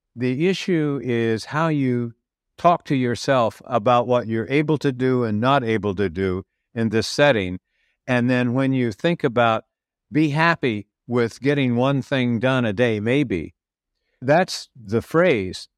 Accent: California, United States; moved away as an adult; also born or lived in Baltimore, United States / Washington, D.C., United States; now in Portugal; I'm originally from California via Baltimore, Washington, D.C.

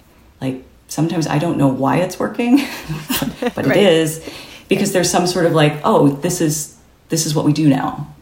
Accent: Midwest, United States; I grew up in the Midwest

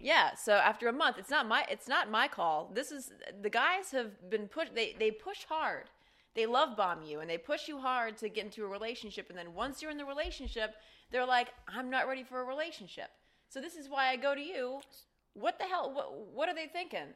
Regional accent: Ohio, United States; moved away as an adult; now in Los Angeles, United States; I grew up in Ohio, and I don't have any brothers or sisters. My family still lives in Ohio.

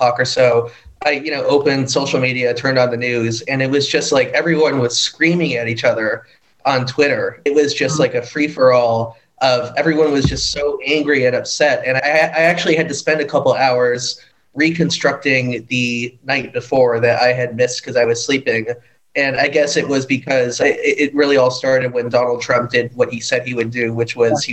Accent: Chicago, Illinois, United States; moved away as an adult; now in Istanbul, Turkey; I'm from Chicago, Illinois.

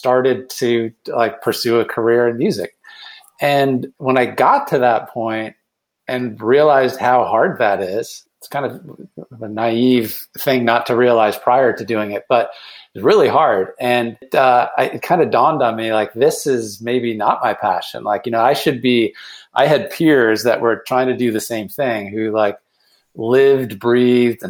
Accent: Cleveland, Ohio, United States; moved away as an adult; also born or lived in Boston; I then moved back to my hometown of Cleveland

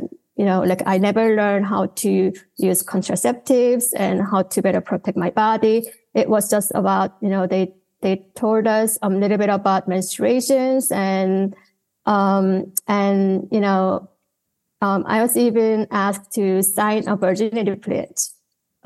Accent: Seoul, South Korea; also born or lived in Austin, Texas, United States; I was born and raised here in Seoul, Korea, in a very typical, very conservative family.

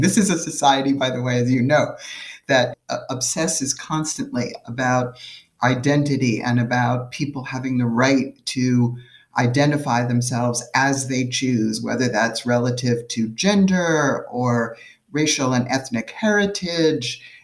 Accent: New York City, New York, United States; I grew up in New York City

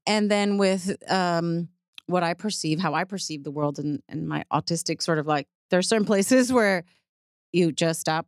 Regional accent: New York City, New York, United States; moved away as an adult; also born or lived in Puerto Rico (family); now in Texas, United States; I grew up in the Bronx, so I grew up with, like, in the eighties

